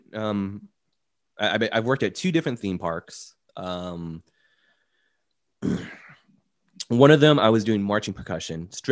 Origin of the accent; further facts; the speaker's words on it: Orlando, Florida, United States; I was born and raised in Orlando